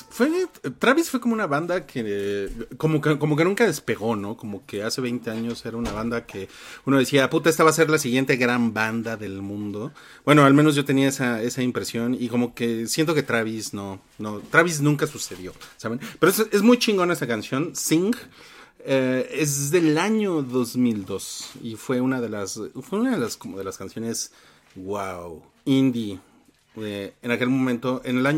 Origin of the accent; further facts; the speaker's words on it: Reynosa, Tamaulipas, Mexico; Fue la primera vez que iba a uno porque de donde soy, Reynosa, Tamaulipas, solo había Cinemark.